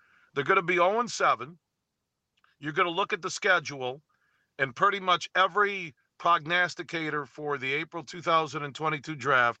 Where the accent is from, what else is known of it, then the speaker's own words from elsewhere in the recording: Detroit area, Michigan, United States; I grew up here. It's not like I grew up in Texas and moved here.